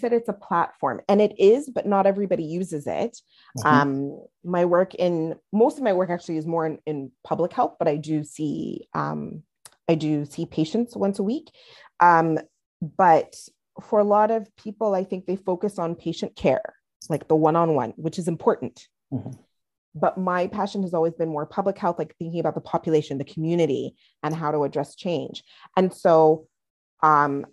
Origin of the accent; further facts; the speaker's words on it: Montreal, Quebec, Canada; I'm of Nigerian and Trinidadian background, grew up in Montreal.